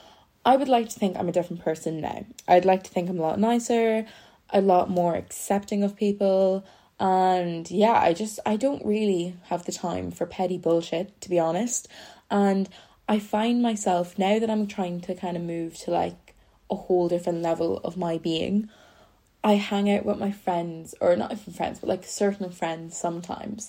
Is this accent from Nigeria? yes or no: no; Ireland; I'm from Ireland. If you don't know me, I'm Irish.